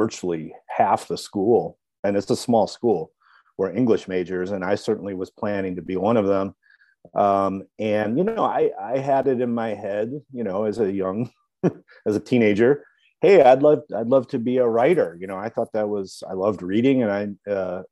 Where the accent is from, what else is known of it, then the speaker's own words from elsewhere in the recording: Wilmette, Illinois, United States; also born or lived in Ohio / Washington, D.C.; now in Chicago, United States; I grew up in Wilmette in the northern suburbs, North Shore of Chicago.